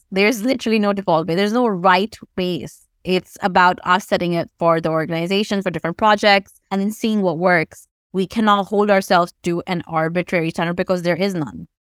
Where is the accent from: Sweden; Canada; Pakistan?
Pakistan; moved away; I grew up in Pakistan